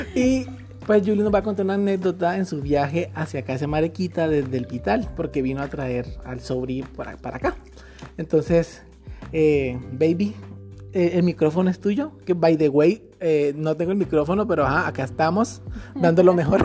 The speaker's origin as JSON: {"language": "Spanish", "town": "Mompox", "region": "Bolívar", "country": "Colombia", "tie": "born or raised there", "said": "somos momposinos"}